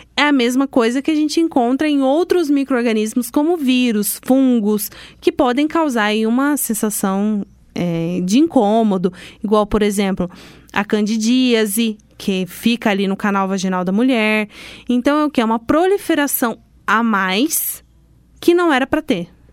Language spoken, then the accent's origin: Portuguese; Londrina, Paraná, Brazil; Sou de Londrina